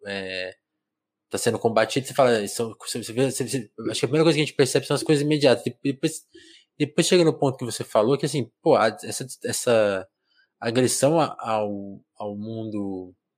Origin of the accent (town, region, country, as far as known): Brazil